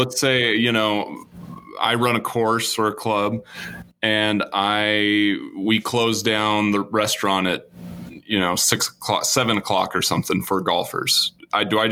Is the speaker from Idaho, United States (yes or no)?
yes; Teton Valley, Eastern Idaho, United States; I grew up in Teton Valley, Eastern Idaho